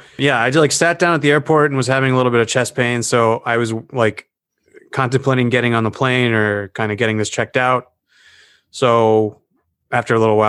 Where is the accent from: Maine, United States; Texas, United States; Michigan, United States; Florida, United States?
Florida, United States; No. I don't think so. I'm from Florida.